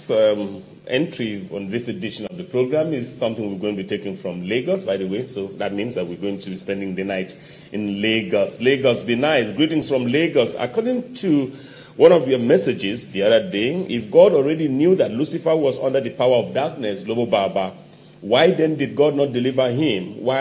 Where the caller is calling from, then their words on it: Italy; I'm writing from Italy.